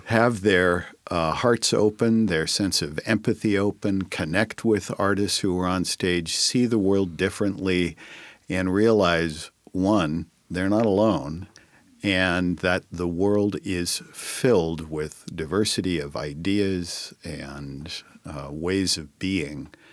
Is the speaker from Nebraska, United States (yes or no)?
no; Northern California, United States; moved away as an adult; also born or lived in Sacramento / San Francisco; now in Tacoma, United States; I grew up in Northern California, so I lived it and breathed it in Sacramento, San Francisco for eighteen years